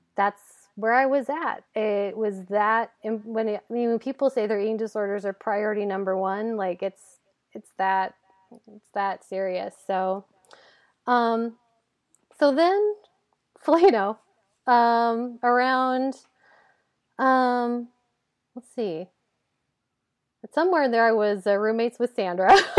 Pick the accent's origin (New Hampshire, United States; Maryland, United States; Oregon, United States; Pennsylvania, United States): Oregon, United States; Hillsboro; I grew up in Hillsborough, which is a, a suburb of, of Portland